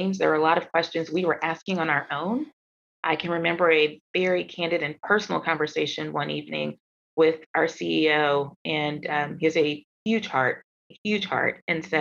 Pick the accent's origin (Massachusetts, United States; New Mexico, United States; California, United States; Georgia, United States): Georgia, United States; Atlanta; growing up in Atlanta, growing up in the South